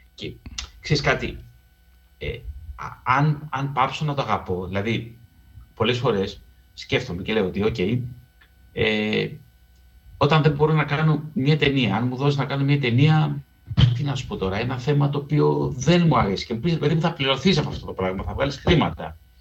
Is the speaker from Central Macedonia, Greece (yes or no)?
no; Piraeus, Attica, Greece; also born or lived in Keratsini / Lefkada (ancestry); εγώ γεννήθηκα στον Πειραιά, τελείωσε να σχολείο στο Κερατσίνι